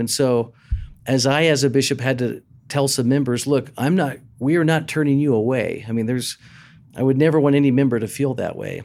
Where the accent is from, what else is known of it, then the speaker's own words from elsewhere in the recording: Texas, United States; moved away as an adult; growing up in Texas, on my high school baseball team